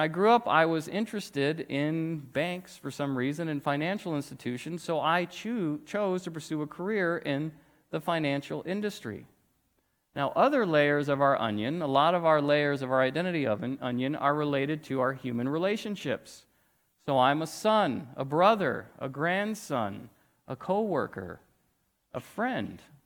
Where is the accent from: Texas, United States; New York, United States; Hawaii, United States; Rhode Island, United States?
Texas, United States; Weatherford; I grew up in Weatherford, Texas